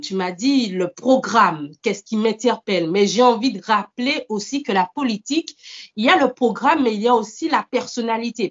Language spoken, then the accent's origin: French; Martinique; moved away as an adult; also born or lived in mainland France; now in France; je suis originaire de, la Martinique. Ça fait cinq ans que je vis actuellement en France hexagonale